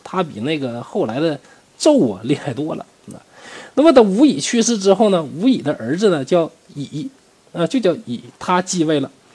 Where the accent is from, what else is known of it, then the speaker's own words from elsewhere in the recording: China; 我们中国人